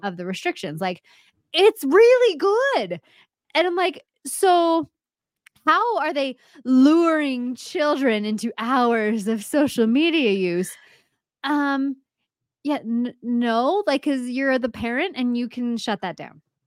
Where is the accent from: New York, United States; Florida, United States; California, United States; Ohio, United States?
California, United States; Bay Area; moved away; also born or lived in Monterey, California; I'm from the Bay Area. I was born in Monterey.